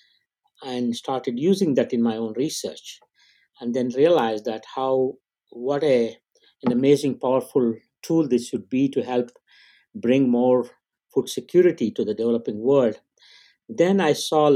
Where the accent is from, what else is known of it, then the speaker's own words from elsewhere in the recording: India; moved away; I grew up in India.